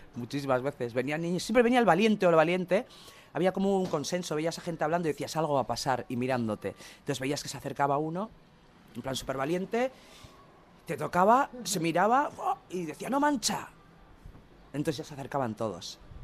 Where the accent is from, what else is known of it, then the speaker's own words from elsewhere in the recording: Basque Country, Spain; todos somos vascos